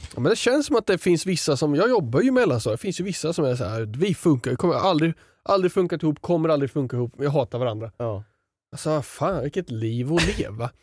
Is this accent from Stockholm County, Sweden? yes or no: no; Sundsvall, Västernorrland County, Sweden; jag har varit med på typ en handbollsträning när jag var liten i Sundsvall